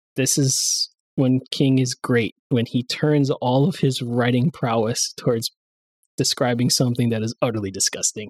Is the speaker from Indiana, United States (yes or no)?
no; New York area, United States; I'm from the New York area